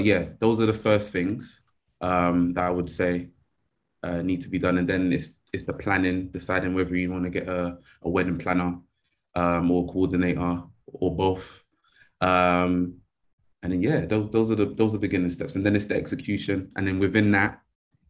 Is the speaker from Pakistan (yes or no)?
no; Nigeria; I'm Nigerian